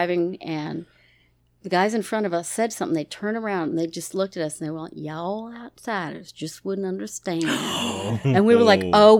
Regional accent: Maryland, United States; also born or lived in New York; But I would say things like, being from Maryland and New York, y'all want some coffee.

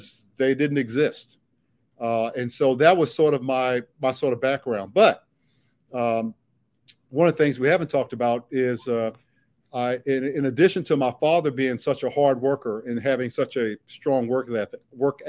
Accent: Washington, District of Columbia, United States; growing up in Southeast

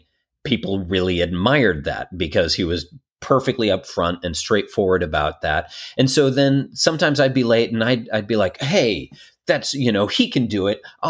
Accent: Colorado Springs, Colorado, United States; And people I'm from Colorado Springs.

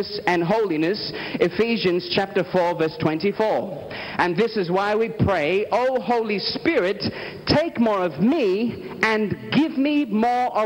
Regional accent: Australia; I am from Australia

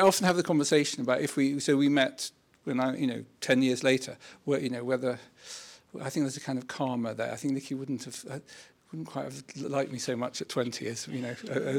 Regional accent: London, United Kingdom; So I grew up in North London in and actually I never really thought of doing anything apart from writing or something.

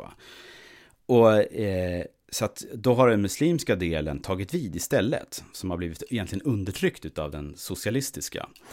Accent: Sweden; som svensk

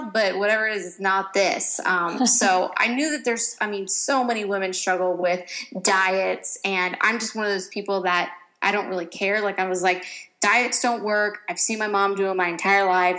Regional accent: Ohio, United States; now in California, United States; I grew up in Ohio

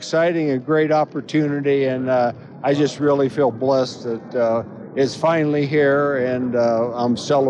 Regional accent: Warren, Ohio, United States; I'm from Warren, Ohio, and going back to Canton, Ohio, and being in my hometown.

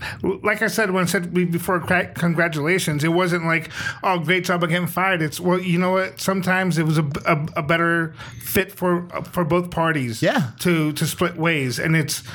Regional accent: East Coast, United States; moved away; also born or lived in Rhode Island; I'm from the East Coast.

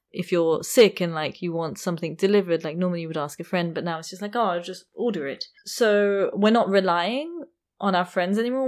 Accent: London, United Kingdom; I come from London

